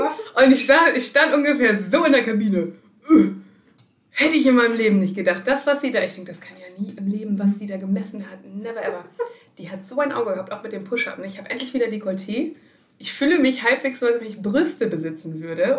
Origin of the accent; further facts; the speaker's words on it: Germany; ich komme aus Deutschland